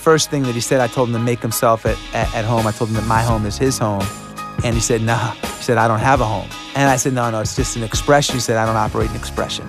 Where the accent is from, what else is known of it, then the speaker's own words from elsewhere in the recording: Long Island, New York, United States; Well, I grew up in Long Island.